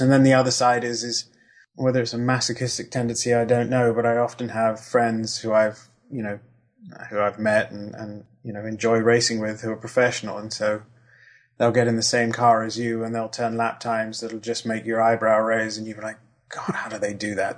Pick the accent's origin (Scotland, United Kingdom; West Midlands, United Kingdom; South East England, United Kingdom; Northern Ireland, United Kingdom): South East England, United Kingdom; Kent; moved away; I lived in Kent and um, uh, in the UK, which is where Brands Hatch is